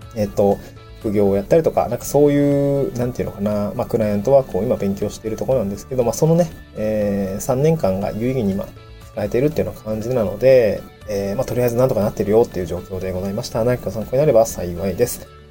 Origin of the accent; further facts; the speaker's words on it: Niigata, Japan; also born or lived in Tokyo; now in Awaji Island, Japan; 出身地の新潟県